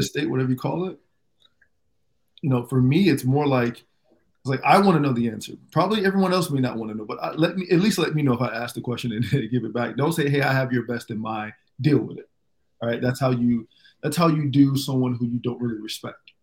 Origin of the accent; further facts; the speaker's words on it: Fort Myers, Florida, United States; also born or lived in Jamaica (background); now in Miami, United States; I grew up in Fort Myers, two hours away.